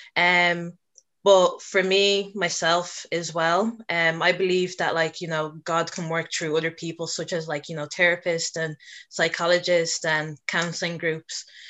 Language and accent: English; Dublin, Leinster, Ireland; I was born and raised in Dublin